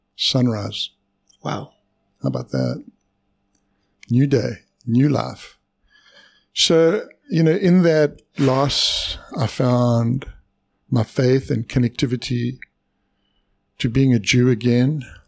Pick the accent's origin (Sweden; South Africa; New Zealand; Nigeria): South Africa; moved away; I was born in South Africa